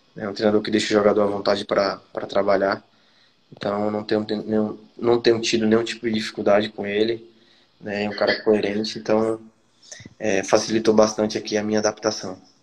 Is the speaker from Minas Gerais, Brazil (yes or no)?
no; Alagoas, Brazil; moved away as an adult; also born or lived in Joinville, Santa Catarina; eu sou nordestino